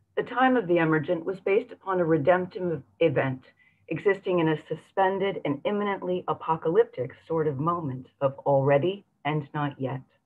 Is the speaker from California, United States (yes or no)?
yes; San Francisco, California, United States; my hometown of San Francisco